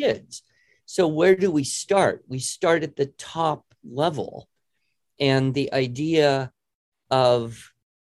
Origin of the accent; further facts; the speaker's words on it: United States; I'm an American.